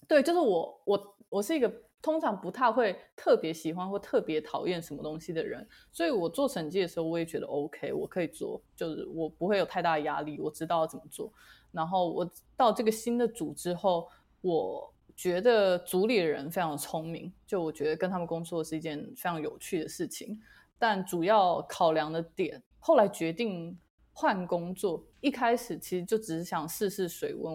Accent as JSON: {"language": "Chinese", "country": "Taiwan", "tie": "born or raised there", "moved": "as an adult", "lives_now": "United Kingdom", "said": "在来英国之前，我就是土生土长台湾人"}